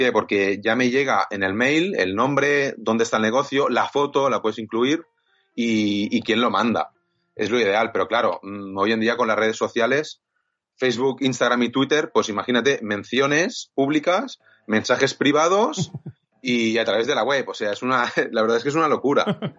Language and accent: Spanish; Viladecans, Catalonia, Spain; Yo soy de Vila de cans en de hay, hay muchos que empiezan por Vila, lo que sea, Vila Flos, Vila Fincas.